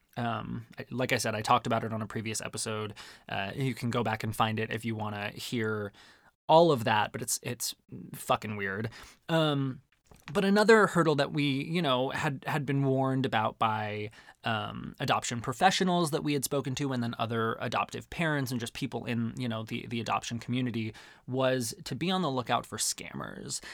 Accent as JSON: {"language": "English", "region": "Arizona", "country": "United States", "tie": "born or raised there", "said": "growing up in Arizona"}